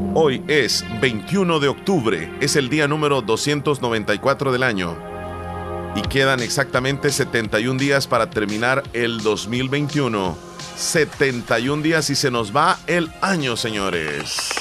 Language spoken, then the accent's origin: Spanish; El Salvador; aquí en El Salvador